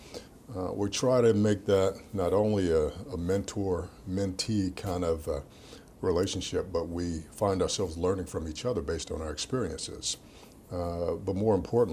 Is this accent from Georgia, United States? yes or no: yes; Atlanta, Georgia, United States; As a kid growing up in Atlanta, Georgia, in the inner cities